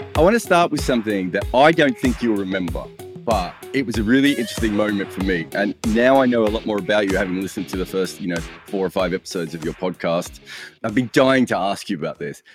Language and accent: English; Australia; an Australian cricket writer